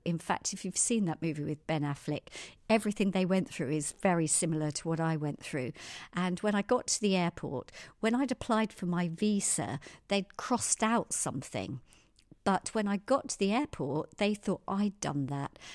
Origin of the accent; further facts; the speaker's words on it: Surrey, South East England, United Kingdom; also born or lived in Tehran, Iran; I was born in Surrey, had two very loving parents, Pat and Babs, and, uh, my dad was Irish